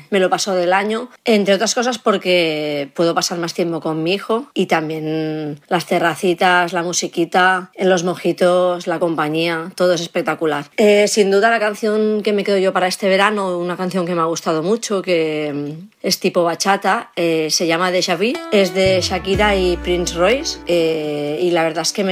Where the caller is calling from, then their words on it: Caldes de Montbui, Catalonia, Spain; de Caldas de Monbuy.